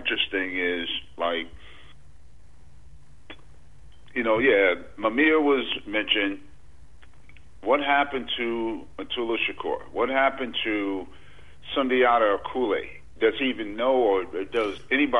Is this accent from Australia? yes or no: no; New York, United States; I'm from New York